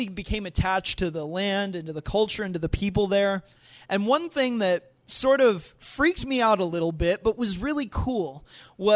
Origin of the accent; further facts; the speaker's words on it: United States; being an American